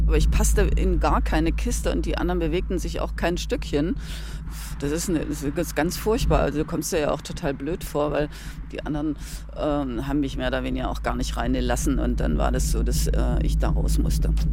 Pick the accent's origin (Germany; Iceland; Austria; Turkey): Germany; Halle, Saxony-Anhalt; moved away; Ich wollte jetzt nach Halle zurück, weil das war ja meine Heimatstadt